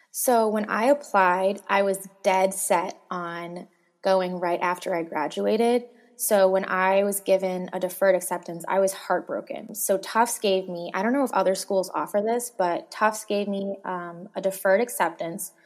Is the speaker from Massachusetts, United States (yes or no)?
yes; Boston, Massachusetts, United States; I'm from Boston and I loved Boston